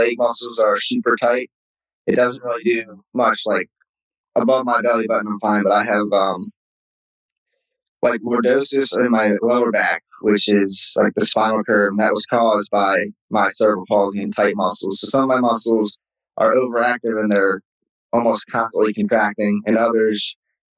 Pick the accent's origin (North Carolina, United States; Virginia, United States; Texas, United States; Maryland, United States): Maryland, United States; moved away as an adult; also born or lived in Birmingham; I grew up in Maryland.